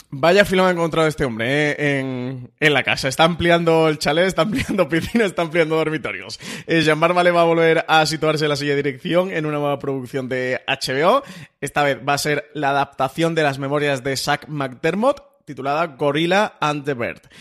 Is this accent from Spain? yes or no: yes; Mediterranean coast, Spain; Somos gente del Mediterráneo